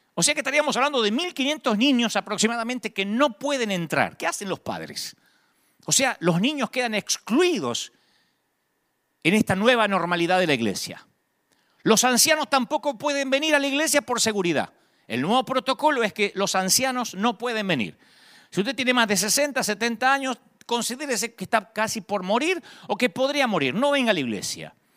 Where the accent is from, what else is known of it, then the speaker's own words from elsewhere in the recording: Argentina; now in United States; en Argentina le pagamos a DGI